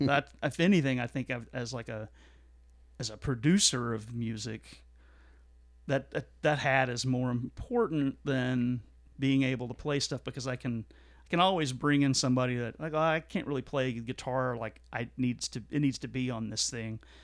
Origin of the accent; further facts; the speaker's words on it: Fort Worth, Texas, United States; my hometown of Fort Worth.